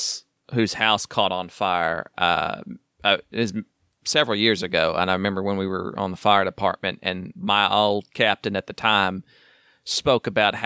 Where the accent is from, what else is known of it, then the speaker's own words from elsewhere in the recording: Wynnewood, Oklahoma, United States; I was born in Wynnewood, Oklahoma.